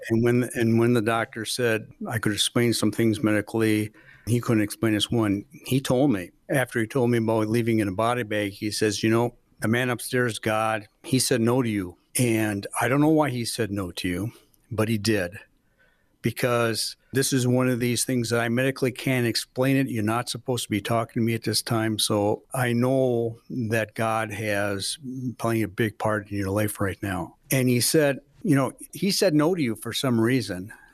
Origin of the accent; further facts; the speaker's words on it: Milwaukee, Wisconsin, United States; moved away as an adult; also born or lived in Menomonie, Wisconsin / Wausau, Wisconsin; now in Rothschild, United States; I'm always been in Wisconsin, but, uh, I'm originally from Milwaukee, Milwaukee, Wisconsin